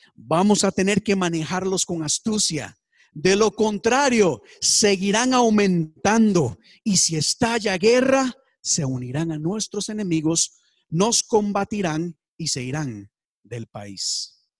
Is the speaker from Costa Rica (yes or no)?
yes; Costa Rica; En mi país, Costa Rica, tenemos partidos políticos.